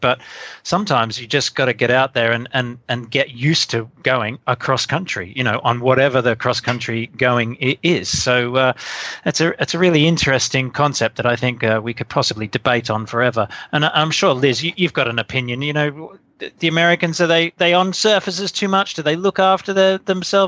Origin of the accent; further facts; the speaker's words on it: Australia; the type of rude Australian I am